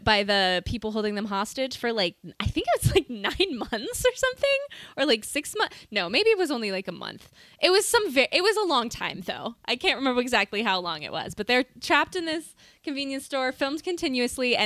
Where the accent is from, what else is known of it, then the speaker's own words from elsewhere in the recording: Montana, United States; we're both from Montana